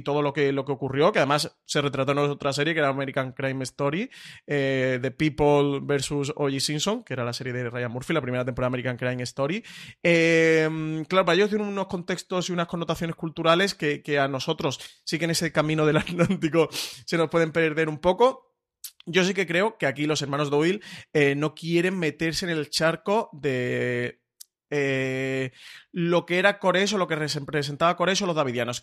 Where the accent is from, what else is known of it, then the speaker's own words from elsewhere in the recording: Spain; nosotros como público español